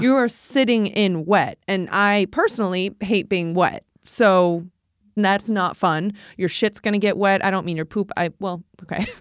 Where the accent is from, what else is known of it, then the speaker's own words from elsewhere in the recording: Midwest, United States; now in New York, United States; we're from the Midwest and the flat, flat lands of the Midwest